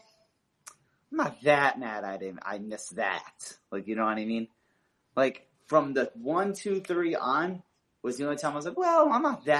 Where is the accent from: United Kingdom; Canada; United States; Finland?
United States; California; I'm from California. I live an hour from the stadium